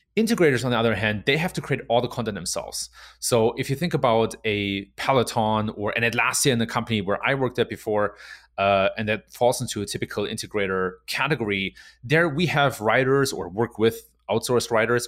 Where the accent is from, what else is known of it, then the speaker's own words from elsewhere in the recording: Germany; moved away as an adult; also born or lived in Silicon Valley, United States; I was born and raised in Germany. Uh, and then in my mid-twenties, I came to the U S, and I spent six years in Silicon Valley